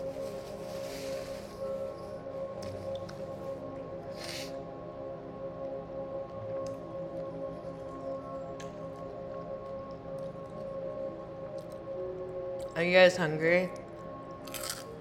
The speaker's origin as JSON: {"language": "English", "country": "United States", "also_born_or_lived": "Switzerland", "said": "I'm American"}